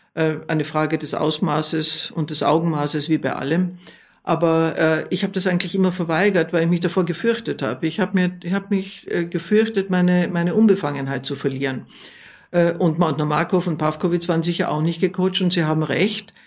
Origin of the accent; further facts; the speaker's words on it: Vienna, Austria; jetzt spreche ich als Wienerin